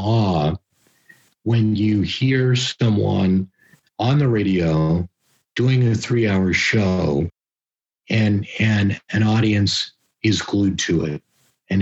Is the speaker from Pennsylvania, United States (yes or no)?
yes; just outside of Pittsburgh, Pennsylvania, United States; I grew up just outside of Pittsburgh, Pennsylvania